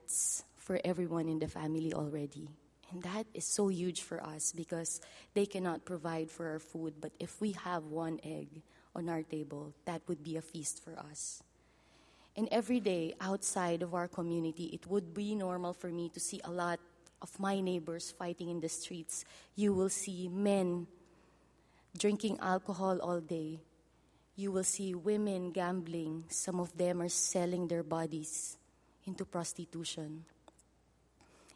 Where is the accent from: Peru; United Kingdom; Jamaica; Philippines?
Philippines; first language Filipino; English is a second language; my native language, Filipino.